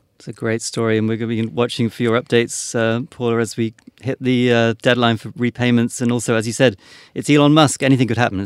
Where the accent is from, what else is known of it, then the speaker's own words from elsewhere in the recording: United Kingdom; being British